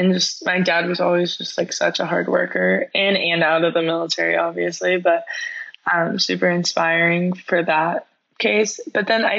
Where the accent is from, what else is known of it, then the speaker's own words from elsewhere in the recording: Texas, United States; also born or lived in Missouri; I have lived in Texas the rest of my life.